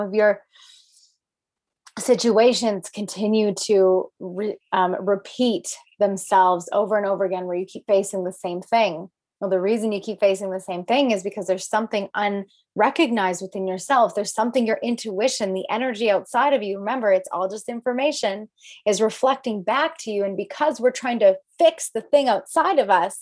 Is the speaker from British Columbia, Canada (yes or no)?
no; Alberta, Canada; I am from Alberta, Canada